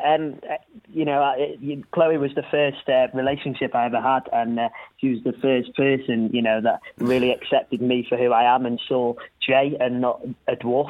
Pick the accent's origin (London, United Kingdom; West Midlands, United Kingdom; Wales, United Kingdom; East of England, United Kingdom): Wales, United Kingdom; North; I'm from North Wales, about an hour away from Liverpool.